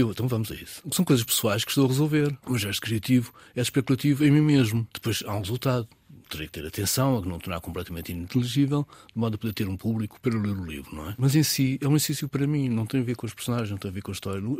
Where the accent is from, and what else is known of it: Alhandra, near Vila Franca de Xira, Lisbon, Portugal; born or raised there